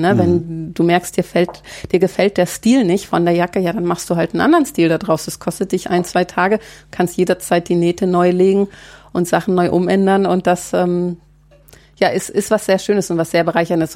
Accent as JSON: {"language": "German", "region": "Baltic coast", "country": "Germany", "tie": "born or raised there", "moved": "yes", "lives_now": "Märkische Schweiz, Germany", "said": "an der Ostsee, wo ich groß geworden bin"}